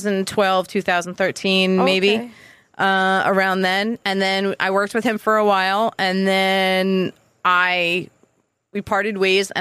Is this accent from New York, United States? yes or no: yes; Long Island, New York, United States; moved away as an adult; also born or lived in Queens, New York; now in Massachusetts, United States; I grew up in New York.